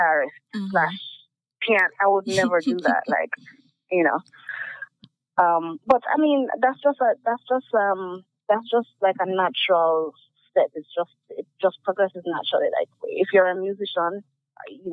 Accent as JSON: {"language": "English", "country": "Jamaica", "tie": "born or raised there", "said": "I'm not uptown at all. I grew up in Dunlavin."}